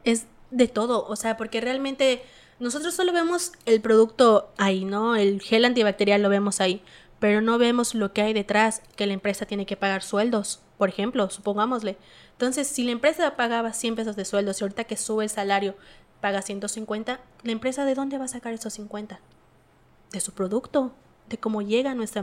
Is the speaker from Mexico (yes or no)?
yes; Mexico; nos falta a nosotros como mexicanos